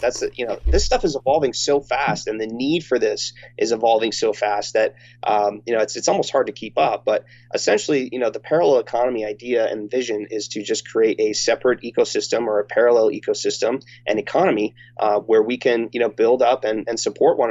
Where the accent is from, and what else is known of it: United States